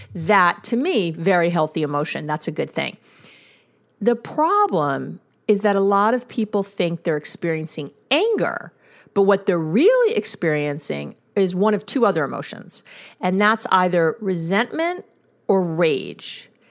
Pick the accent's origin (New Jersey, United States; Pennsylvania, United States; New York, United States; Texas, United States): New York, United States; New York City; I'm from New York